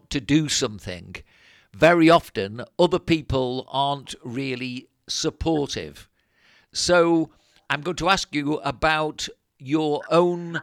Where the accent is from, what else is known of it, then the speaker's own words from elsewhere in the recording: near Liverpool, North West England, United Kingdom; moved away as an adult; now in Spain; When we came from England to live here in Spain, I came from near Liverpool